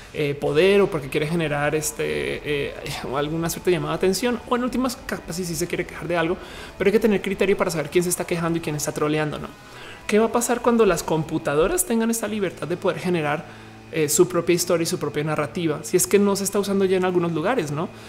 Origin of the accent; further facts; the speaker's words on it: Colima, Mexico; Soy de Colima